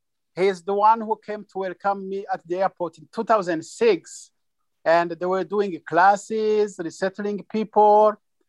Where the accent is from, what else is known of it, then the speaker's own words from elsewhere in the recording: Burundi; also born or lived in Tanzania; now in United States; We are originally from Burundi, but we fled to Tanzania and we could not survive without farming there.